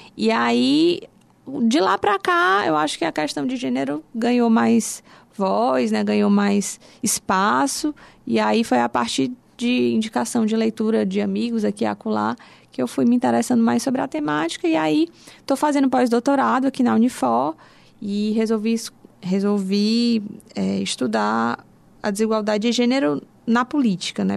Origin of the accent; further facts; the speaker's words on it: Fortaleza, Ceará, Brazil; sou de Fortaleza mesmo. É, a minha família também, toda aqui